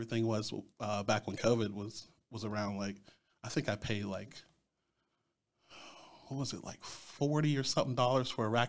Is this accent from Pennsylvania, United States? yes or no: yes; Greensburg, Pennsylvania, United States; also born or lived in Chicago; I'm from Greensburg. I've been here since I was 3. Originally from Chicago.